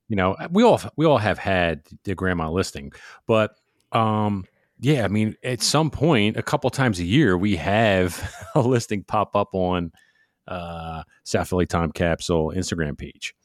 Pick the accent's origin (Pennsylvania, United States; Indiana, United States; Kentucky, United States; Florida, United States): Pennsylvania, United States; Philadelphia; I'm from South Philly